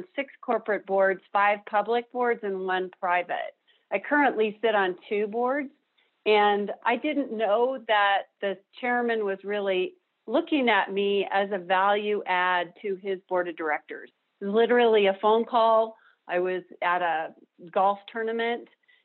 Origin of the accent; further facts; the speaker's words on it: Denver, Colorado, United States; I grew up here in Denver. I'm a native